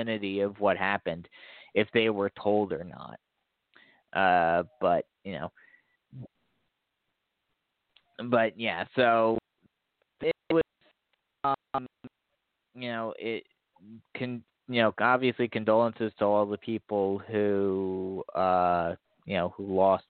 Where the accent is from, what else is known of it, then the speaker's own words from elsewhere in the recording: New Jersey, United States; moved away; I grew up in New Jersey. I grew up right across the river from New York